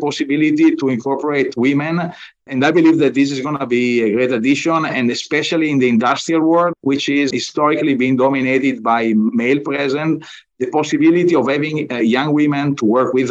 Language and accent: English; Bergamo, Lombardy, Italy; moved away as an adult; now in United States; I was born in Bergamo. Bergamo is a nice town close to Milan